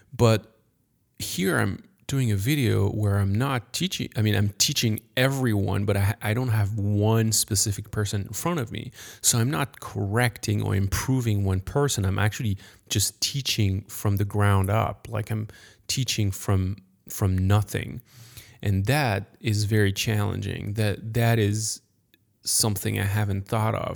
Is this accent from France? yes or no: yes; France; accent: French; English is a second language; I'm French. Sorry for my accent